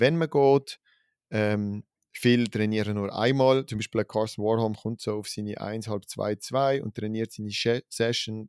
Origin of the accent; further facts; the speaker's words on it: Switzerland; als Schweizer Gruppe